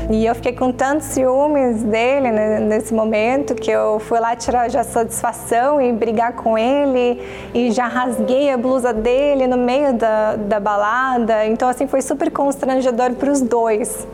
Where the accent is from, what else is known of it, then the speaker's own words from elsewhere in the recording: Joinville, Santa Catarina, Brazil; eu cresci em Joinville, Santa Catarina